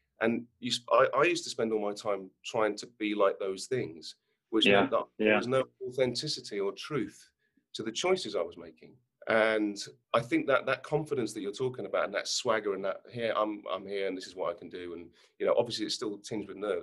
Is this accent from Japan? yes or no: no; United Kingdom; moved away; As British actors